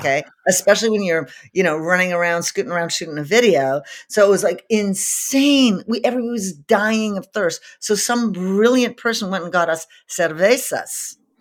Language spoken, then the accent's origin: English; Montreal, Quebec, Canada; I grew up in Montreal, Canada